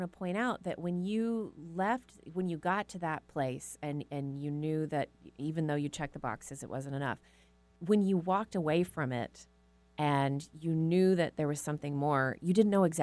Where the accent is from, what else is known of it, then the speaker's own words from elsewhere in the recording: Texas, United States; People still ask me these questions when they find out I'm from Texas.